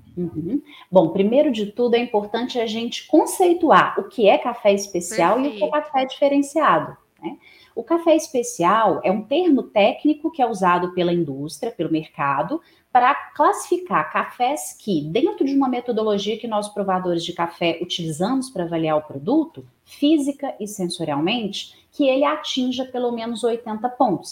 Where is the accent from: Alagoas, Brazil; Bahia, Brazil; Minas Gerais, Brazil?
Minas Gerais, Brazil; Divinópolis; now in Belo Horizonte, Brazil; eu sou natural de Divinópolis, no interior de Minas Gerais, moro atualmente em Belo Horizonte